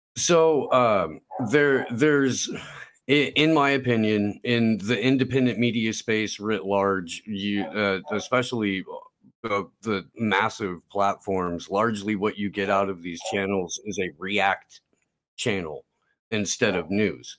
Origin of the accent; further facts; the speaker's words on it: Indiana, United States; moved away as an adult; also born or lived in Santa Cruz Mountains, California / Central California; now in California, United States; I grew up in Indiana